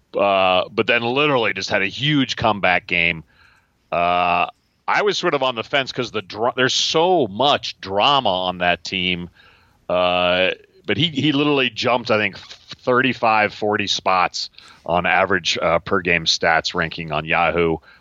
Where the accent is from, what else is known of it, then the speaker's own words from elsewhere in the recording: Washington, District of Columbia, United States; I grew up in Washington